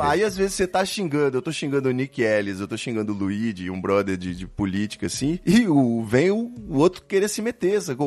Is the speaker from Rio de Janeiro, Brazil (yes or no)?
yes; Rio de Janeiro, Brazil; Eu sou do Rio de Janeiro